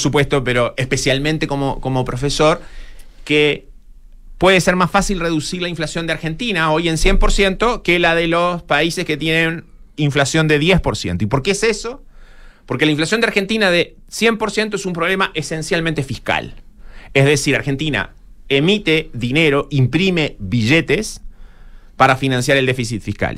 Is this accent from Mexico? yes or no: no; Chile